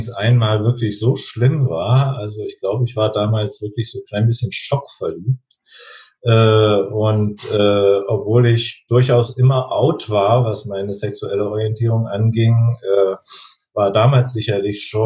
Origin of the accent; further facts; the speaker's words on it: East Germany, Germany; das hat ein bisschen mit den Umständen zu tun, ich bin im Osten groß geworden und so weiter